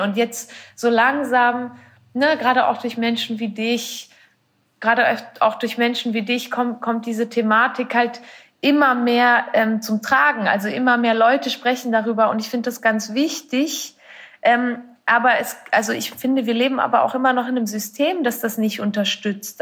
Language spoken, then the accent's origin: German; Switzerland